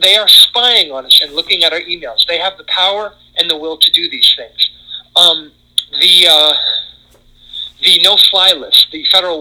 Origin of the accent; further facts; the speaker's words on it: Connecticut, United States; moved away; in my home state of Connecticut